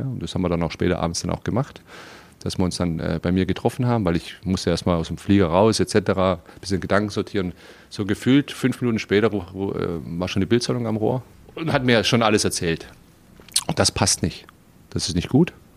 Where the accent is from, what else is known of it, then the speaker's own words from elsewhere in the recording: Stuttgart, Baden-Württemberg, Germany; also born or lived in Slovenia; now in Berlin, Germany; ich bin Stuttgarter, ja, und da bin ich groß geworden